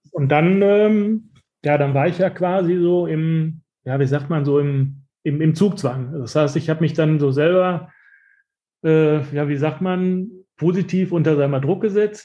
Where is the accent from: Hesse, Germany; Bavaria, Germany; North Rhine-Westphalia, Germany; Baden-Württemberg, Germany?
North Rhine-Westphalia, Germany; Dortmund; ich bin in diesem Viertel, wo wir jetzt unseren Laden haben, bin ich, bin ich aufgewachsen